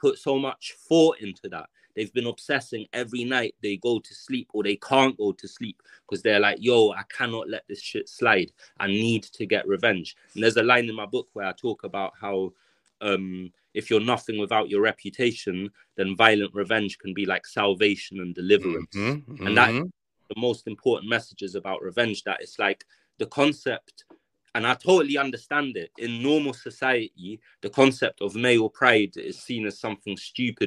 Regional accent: London, United Kingdom; so I grew up in South Kilburn for, I spent 15 years of my life, or more than 15 years of my life in South Kilburn

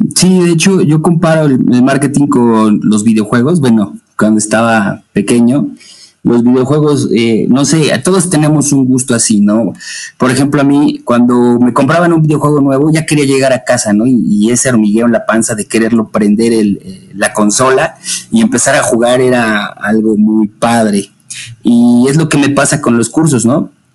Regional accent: Puebla, Mexico; now in Atlixco, Mexico; yo soy de, México, Puebla

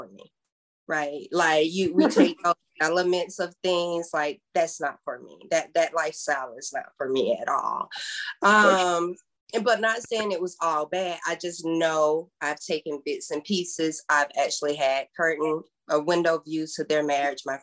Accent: South Georgia, United States; I'm from South Georgia

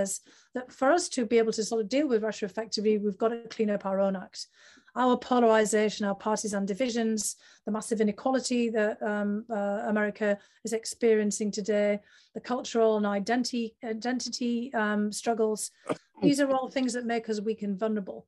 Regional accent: the north of England, United Kingdom; my hometown in the north of England

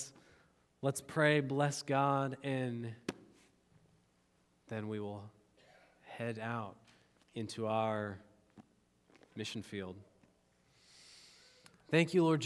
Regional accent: United States; I love being an American citizen

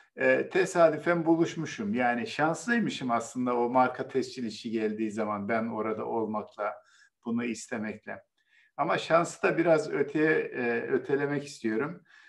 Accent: Bozkır, Konya, Turkey; moved away; Benim de memleketim Konya biliyorsunuz. Benim çocukluğumda tarlaları e, e, öküzler ve çiftlerle sürerlerdi.

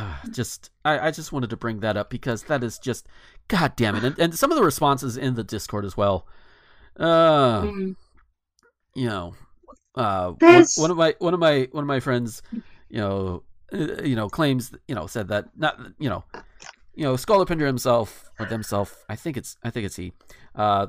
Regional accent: the South, United States; being a Southerner

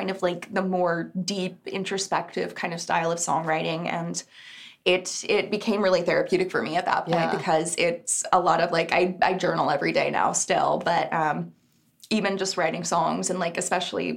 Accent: Texas, United States; moved away; I'm originally from Texas, but my whole family's out there

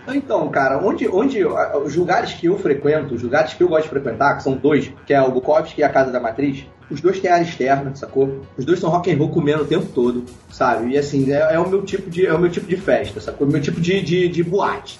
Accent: Petrópolis, Rio de Janeiro, Brazil; moved away; eu sou de Petrópolis, né? Nessa época eu morava em Petrópolis

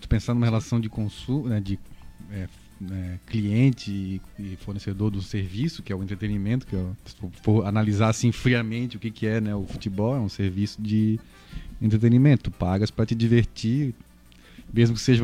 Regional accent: Florianópolis, Santa Catarina, Brazil

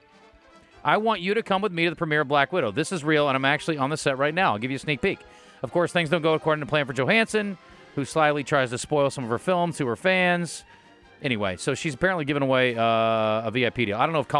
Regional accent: Midwest, United States; because we're from the Midwest

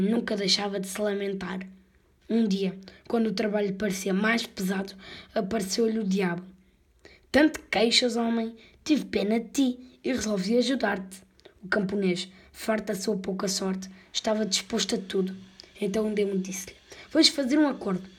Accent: Portugal; tenho 10 anos e sou português

